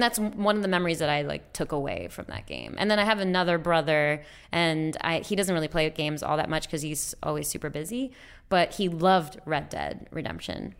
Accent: New York, United States; moved away; I could say that I'm from New York

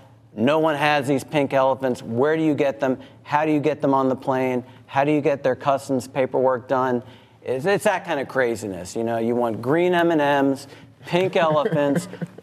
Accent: Los Angeles, California, United States; moved away as an adult; now in Chattanooga, United States; I'm from Steam Logistics. I'm from Hollywood, California, and came to chat in 2020.

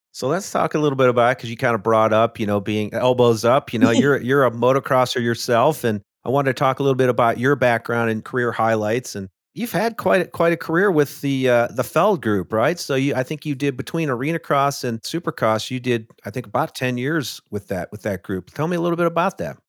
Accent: Midwest, United States; I grew up in the Midwest

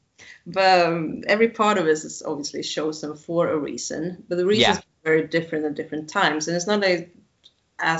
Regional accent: Sweden; where I'm from Sweden

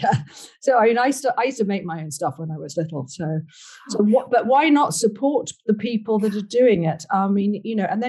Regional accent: Ireland; I'm Irish

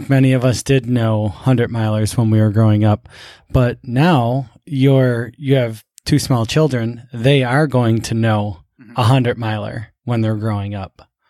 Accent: Buffalo, New York, United States; I grew up in Buffalo, uh-huh. you know. It's not exactly concrete jungle, but it's pretty close

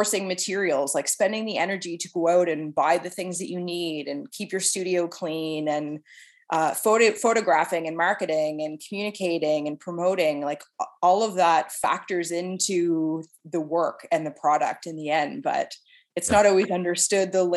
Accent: Clarence, Nova Scotia, Canada; now in Halifax, Canada; I grew up in a little farming community called Clarence

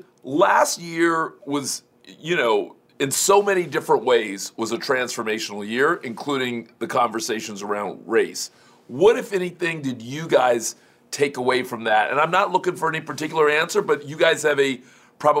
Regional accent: Miami, Florida, United States; I grew up in Miami

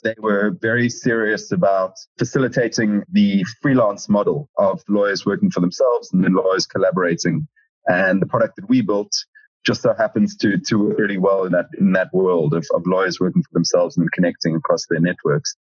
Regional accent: South Africa; moved away as an adult; now in London, United Kingdom; I'm from South Africa

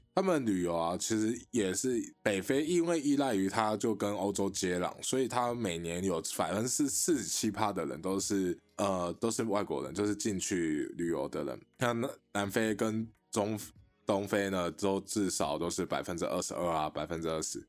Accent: Taiwan; 我们台湾人

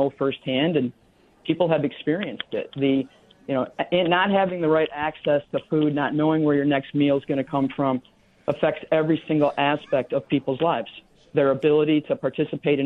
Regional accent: Michigan, United States; moved away as an adult; now in Minneapolis, United States; I grew up in Michigan

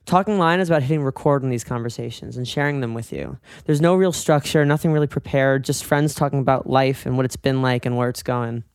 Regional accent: New York, United States; also born or lived in Boston; I'm New Yorker

